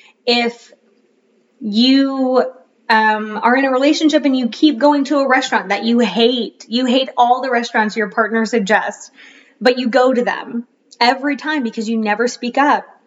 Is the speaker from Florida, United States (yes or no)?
yes; Florida, United States; now in North Carolina, United States; my household growing up in Florida